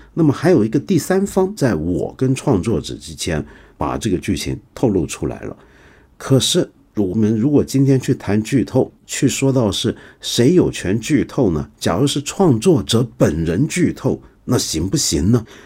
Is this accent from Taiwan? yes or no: no; China; 我们中国人